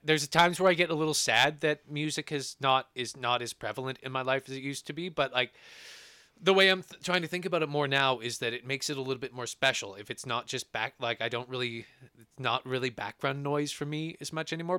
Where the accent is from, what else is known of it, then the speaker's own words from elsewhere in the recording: Edmonton, Alberta, Canada; we're from Edmonton in Alberta, Canada